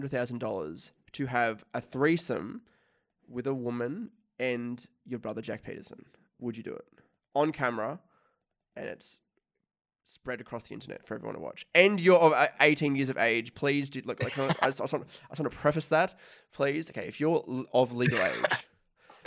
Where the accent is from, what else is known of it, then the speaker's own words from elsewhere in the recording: Australia; I'm from Australia